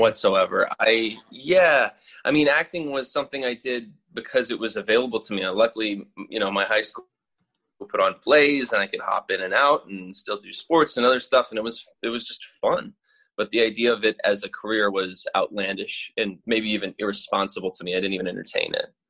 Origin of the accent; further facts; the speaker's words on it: Louisville, Kentucky, United States; moved away as an adult; now in New York, United States; I'm from Kentucky originally grew up in Louisville